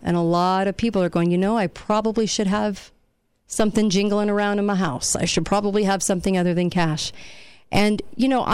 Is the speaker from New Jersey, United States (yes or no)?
no; California, United States; moved away; When I grew up in California, the only place we really went to go shoot was in Barstow, California